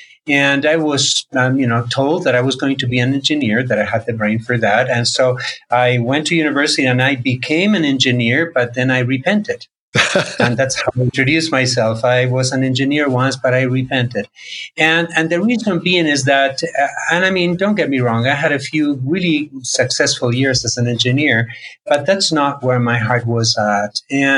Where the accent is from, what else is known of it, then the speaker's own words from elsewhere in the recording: Argentina; So I grew up in South America, in Argentina. My parents were immigrants from Spain.